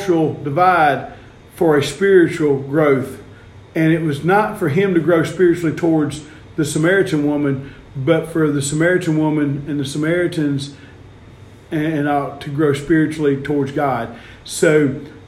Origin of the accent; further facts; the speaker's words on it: the South, United States; we're from the South